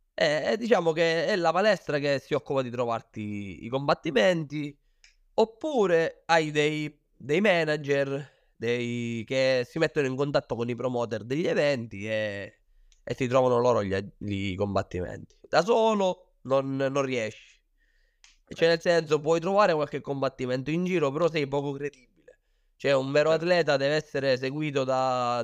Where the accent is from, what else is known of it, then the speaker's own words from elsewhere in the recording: Sicily, Italy; moved away as an adult; also born or lived in Thailand; io ho iniziato qua in Sicilia, come hai detto, perché sono siciliano